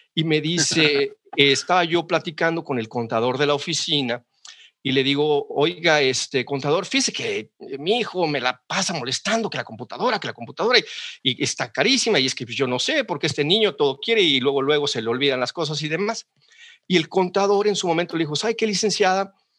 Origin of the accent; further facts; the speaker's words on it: Xalapa, Veracruz, Mexico; moved away as an adult; also born or lived in Monterrey, Mexico; now in Seattle, United States; yo soy jalapeño 100%, nací en Jalapa y viví en Jalapa hasta los 18 años